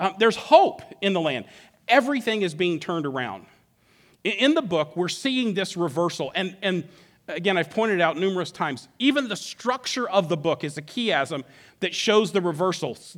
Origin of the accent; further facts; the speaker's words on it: Alaska, United States; moved away as an adult; I grew up in Alaska, been here for twenty-three years, but grew up in Alaska. I moved there when I was eight and didn't move until I was about thirty.